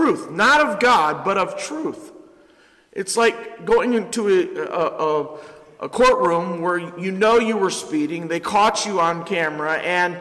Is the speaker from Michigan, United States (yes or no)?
yes; Ypsilanti, Michigan, United States; I've been born and raised in Ypsilanti, and I love Ypsilanti